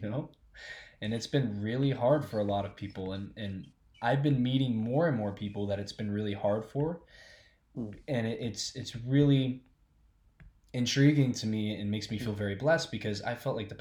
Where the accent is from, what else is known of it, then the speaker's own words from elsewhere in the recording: Alexandria, Louisiana, United States; I was born in Louisiana. I was born in Amazing. a place called Alexandria, Louisiana